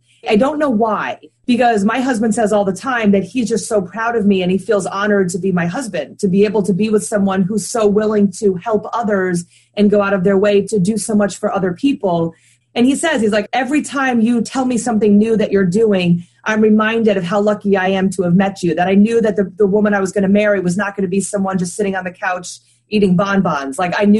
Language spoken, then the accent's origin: English; New Hampshire, United States; born there; I was born in New Hampshire on a military base. I've lived in about 7 or 8 different places in the United States.